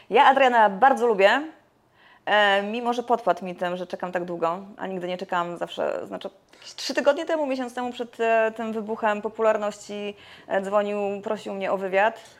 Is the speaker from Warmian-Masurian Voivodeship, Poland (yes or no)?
yes; Warmian-Masurian Voivodeship, Poland; ja tak pochodzę tak z Mazur